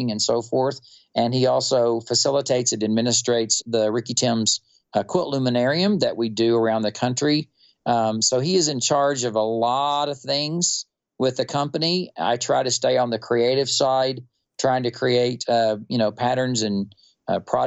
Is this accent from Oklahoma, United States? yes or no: no; Wichita Falls, Texas, United States; I was born and raised in North Texas. I was born in Wichita Falls